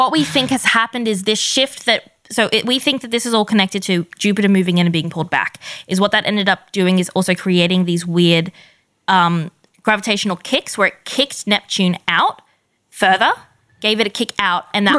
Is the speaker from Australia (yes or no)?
yes; Australia; We're Australian.